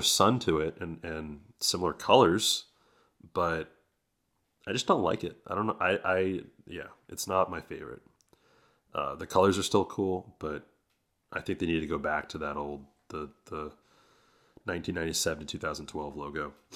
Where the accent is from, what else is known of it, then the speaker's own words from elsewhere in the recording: San Francisco Bay Area, California, United States; I'm from the Bay Area